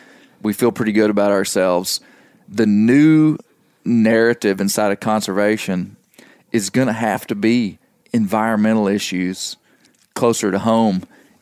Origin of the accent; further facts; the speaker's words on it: the South, United States; I'm a southerner and come from a, just to be frank, and nobody would be surprised with this, I mean, a very conservative political background.